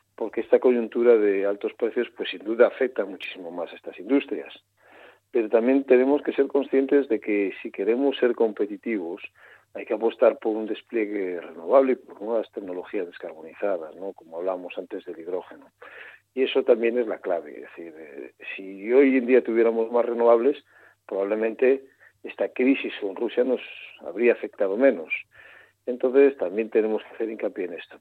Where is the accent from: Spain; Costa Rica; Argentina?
Spain; Galicia; soy gallego